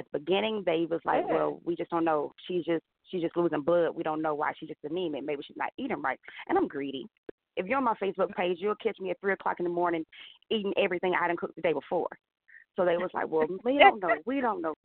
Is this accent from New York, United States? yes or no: no; Prattville, Alabama, United States; moved away as an adult; now in Montgomery, United States; I'm originally from Prattville, Alabama, but I moved to Montgomery 10 years ago